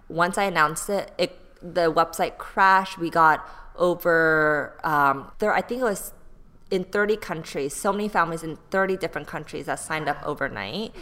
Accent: Bay Area, California, United States; moved away as an adult; also born or lived in Texas / Seoul, South Korea; now in Los Angeles, United States; I grew up in the Bay Area. Um, like that's where I went to middle school, high school

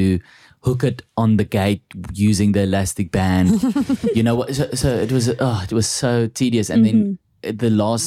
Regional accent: South Africa; accent: Afrikaans; My Afrikaans accent's not that thick.

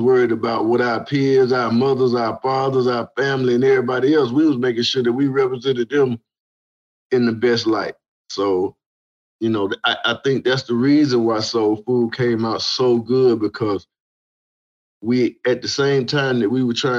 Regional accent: Atlanta, Georgia, United States; growing up in Southwest Atlanta.

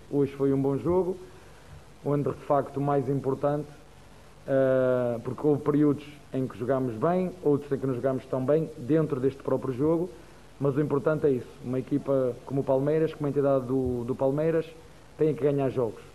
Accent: Portugal; first language Portuguese; now in Brazil; Eu sou português e falo a mesma língua

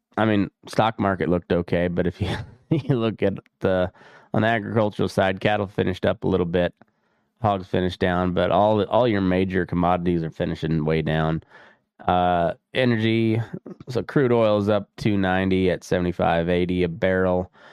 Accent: Dust Bowl country, Great Plains, United States

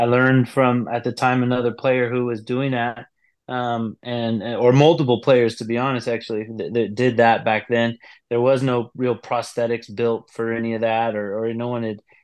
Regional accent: United States; I'm from the United States

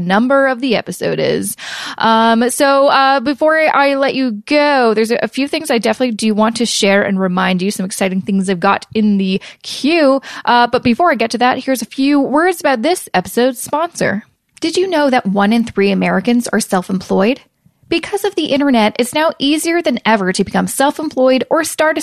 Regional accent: Canada; being a Canadian, you're like, oh, wait, we don't have 401ks

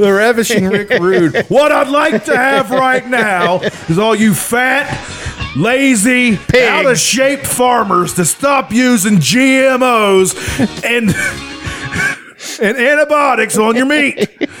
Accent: Charleston, United States; I was born in Charleston.

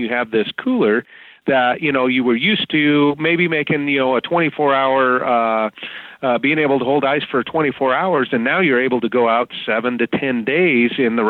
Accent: Walla Walla, Washington, United States; moved away as an adult; now in Idaho, United States; I grew up in Walla Walla, Washington, and my dad was a crab fisherman.

